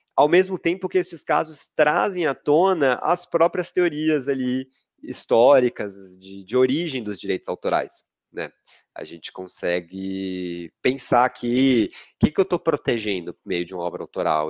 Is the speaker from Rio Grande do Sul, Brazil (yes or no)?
no; Salvador, Bahia, Brazil; now in São Paulo, Brazil; eu sou de Salvador, sou baiano, eu estou com bastante saudade da minha terra